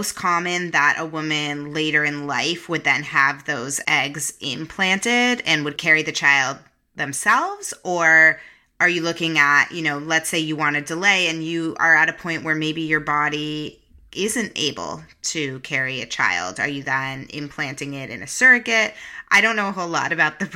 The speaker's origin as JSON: {"language": "English", "country": "Canada", "moved": "yes", "lives_now": "United States", "said": "I'm originally from Canada"}